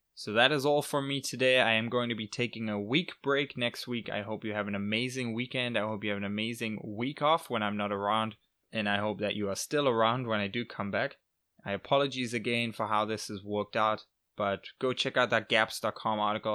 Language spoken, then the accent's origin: English; England, United Kingdom; moved away; I am back in England for his sixtieth birthday, so I was just flew, literally just flew today to my hometown